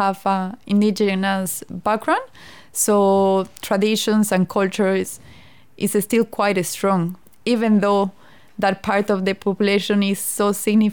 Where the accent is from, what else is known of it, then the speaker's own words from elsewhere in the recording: La Paz, Bolivia; moved away as an adult; also born or lived in Sucre, Bolivia / Chile / Melbourne, Australia; now in Tasmania, Australia; I'm from Bolivia. I was born in Sucre, but I moved to La Paz when I was 8 years old. And I stayed in La Paz until I was 18 years old.